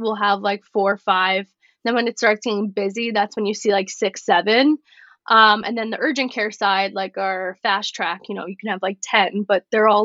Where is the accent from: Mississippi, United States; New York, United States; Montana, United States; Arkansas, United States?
New York, United States; also born or lived in Florida; I couldn't go home on the weekends because I was from New York